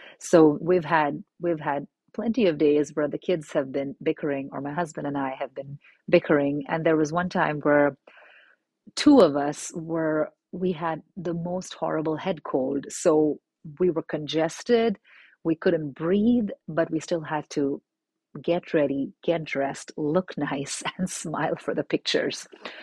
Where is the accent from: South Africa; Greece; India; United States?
India; also born or lived in Middle East; it was something I had never experienced growing up in India and in the Middle East.